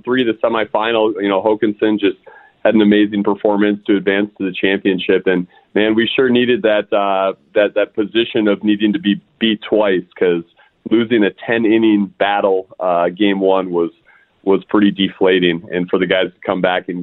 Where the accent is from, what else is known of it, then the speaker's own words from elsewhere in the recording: St. Louis Park, Minnesota, United States; also born or lived in Arizona; I'm born and raised in St. Louis Park, moved away, lived in Arizona for 4 years, then came back